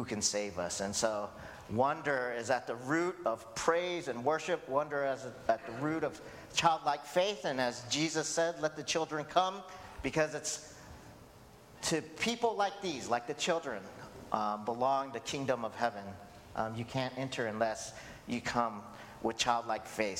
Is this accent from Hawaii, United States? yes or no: yes; Hawaii, United States; I'm Asian American, second generation Korean American. If you don't know, I was born in Hawaii.